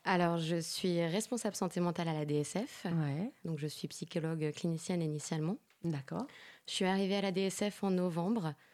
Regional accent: Saint-Étienne, Auvergne-Rhône-Alpes, France; moved away as an adult; now in Paris, France; Je suis de Saint-Étienne.

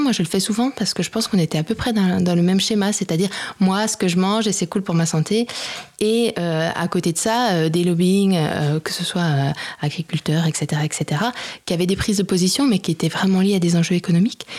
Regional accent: Besançon, Bourgogne-Franche-Comté, France; also born or lived in Lyon / Mali / Mexico / Argentina; now in Paris, France; Je suis de Besançon à l'origine

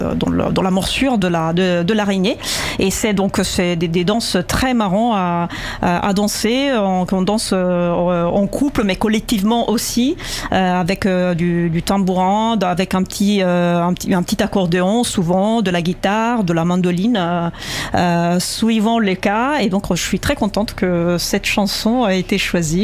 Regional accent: central Italy, Italy; moved away; Je viens plutôt du centre de l'Italie

